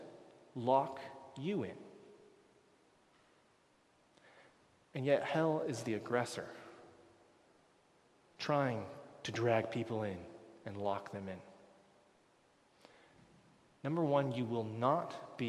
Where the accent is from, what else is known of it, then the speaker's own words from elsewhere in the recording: United States; moved away as an adult; now in Canada; I'm an American I'm becoming a Canadian